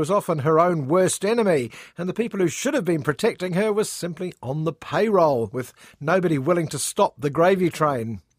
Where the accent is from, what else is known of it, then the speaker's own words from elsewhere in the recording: Rotherham, Yorkshire and the Humber, United Kingdom; But then again, I'm from Rotherham, so it's, um, it's nice to be anywhere.